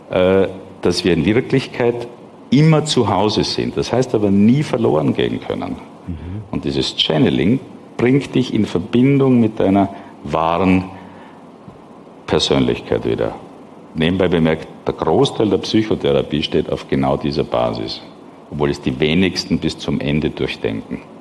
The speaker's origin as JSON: {"language": "German", "country": "Austria", "tie": "born or raised there", "said": "bin ich in einer Eliteschule in Österreich groß geworden"}